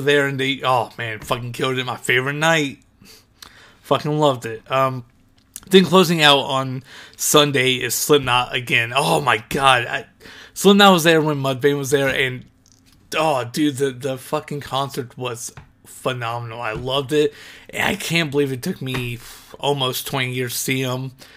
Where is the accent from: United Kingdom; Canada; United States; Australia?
United States; Ohio; moved away; go back to Ohio, I should say, 'cause I'm from Ohio